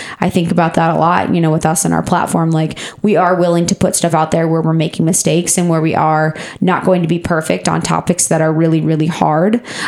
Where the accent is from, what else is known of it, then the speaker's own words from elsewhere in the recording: Ohio, United States; like me living in Ohio, growing up in Ohio, aren't documented